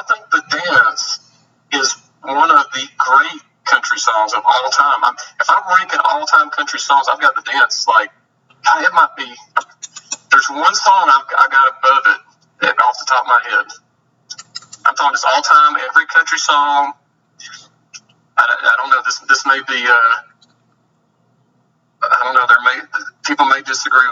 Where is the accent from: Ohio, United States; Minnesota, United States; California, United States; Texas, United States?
Texas, United States; I'm from Texas.